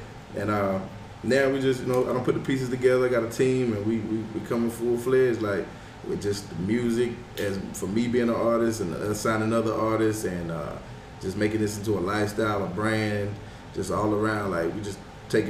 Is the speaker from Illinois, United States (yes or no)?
no; Fuquay-Varina, North Carolina, United States; now in Raleigh, United States; I'm from Fuquay, Virginia, North Carolina, but I've been in Raleigh for over 15 years